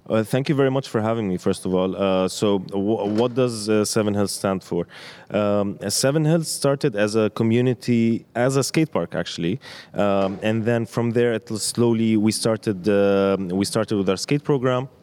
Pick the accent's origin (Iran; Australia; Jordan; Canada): Jordan; Amman, Amman Governorate; as a skateboarder growing up in Amman